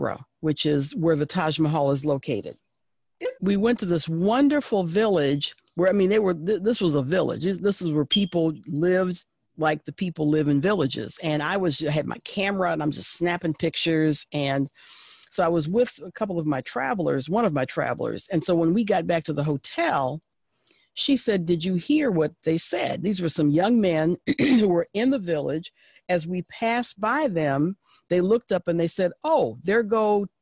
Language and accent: English; United States; I am an American